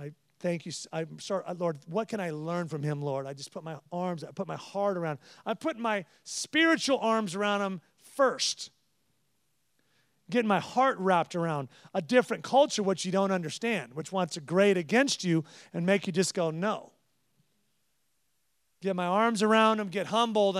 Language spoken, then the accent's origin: English; California, United States; I'm from California. We're casual and this